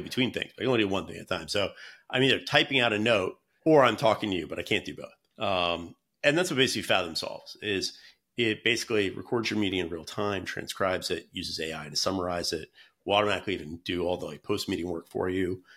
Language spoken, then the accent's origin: English; North Carolina, United States; moved away as an adult; now in San Francisco, United States; I'm from North Carolina originally